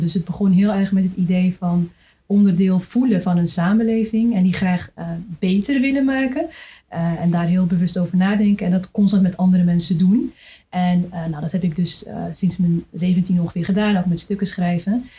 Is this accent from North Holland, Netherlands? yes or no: yes; Amsterdam, North Holland, Netherlands; ik ben zelf ook Amsterdamse